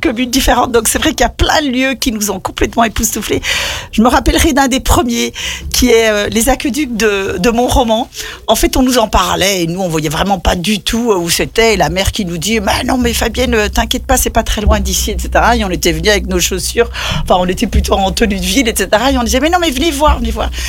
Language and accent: French; Saint-Genis-Laval, Auvergne-Rhône-Alpes, France; je viens de Saint-Gilles-Laval. J'étais adjointe à, la culture